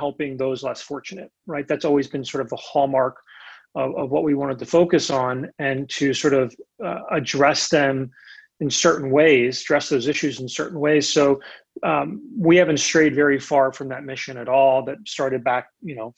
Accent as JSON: {"language": "English", "town": "Lancaster", "region": "Pennsylvania", "country": "United States", "tie": "born or raised there", "moved": "as an adult", "lives_now": "Lexington, United States", "said": "Where I grew up in Lancaster"}